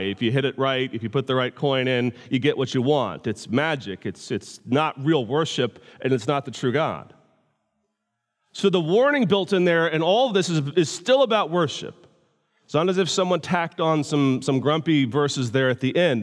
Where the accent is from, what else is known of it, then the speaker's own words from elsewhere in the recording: United States; I'm from America